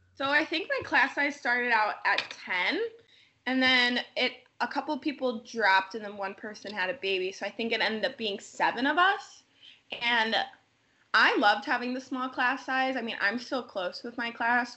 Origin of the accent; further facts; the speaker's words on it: Lake Geneva, Wisconsin, United States; I was still commuting from Lake Geneva because I was living at home with my parents